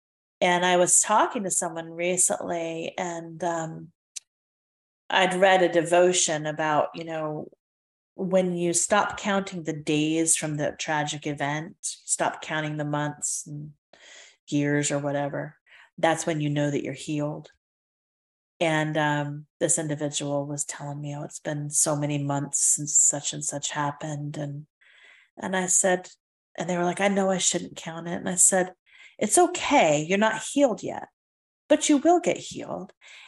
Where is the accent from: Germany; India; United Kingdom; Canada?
United Kingdom; now in United States; I felt like an alien in my own country because all of the verbiage I used was British. All of the products I used were British. I grew up over there.